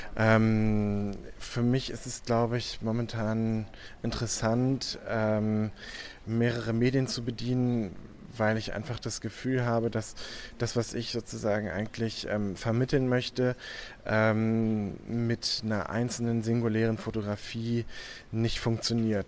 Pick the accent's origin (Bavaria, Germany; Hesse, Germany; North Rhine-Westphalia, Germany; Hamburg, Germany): Hamburg, Germany; also born or lived in Paris, France; now in Düsseldorf, Germany; Ich komme ursprünglich aus Hamburg